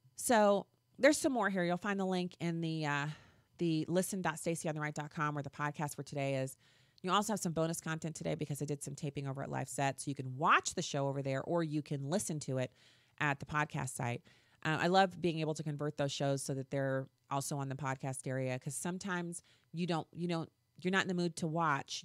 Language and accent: English; Missouri, United States; my home state